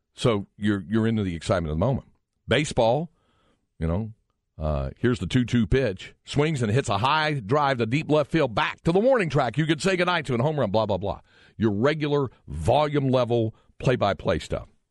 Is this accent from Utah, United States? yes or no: no; Greensboro, North Carolina, United States; Growing up in Greensboro, North Carolina, we had a regular P G A Tour stop